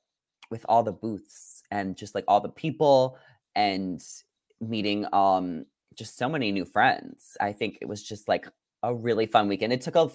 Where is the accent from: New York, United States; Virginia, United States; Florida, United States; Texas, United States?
New York, United States; now in Los Angeles, United States; I grew up skiing. I grew up in New York. I grew up in the snow.